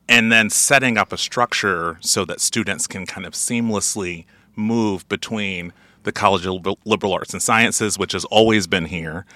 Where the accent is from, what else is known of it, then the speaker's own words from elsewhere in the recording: Alabama, United States; moved away; I'm originally from Alabama